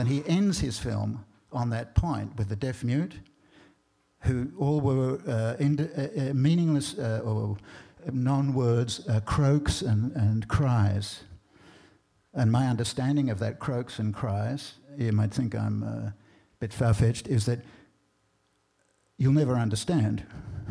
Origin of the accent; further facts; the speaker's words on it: Australia; moved away; I grew up in Australia